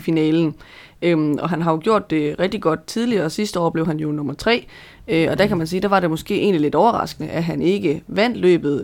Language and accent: Danish; Denmark; som dansker